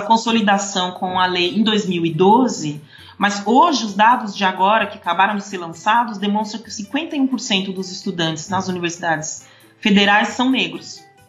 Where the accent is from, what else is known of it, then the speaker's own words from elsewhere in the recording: São Paulo, Brazil; Eu sou de São Paulo e vim da periferia da Zona Leste de São Paulo, fiz toda a minha trajetória escolar em, em escolas públicas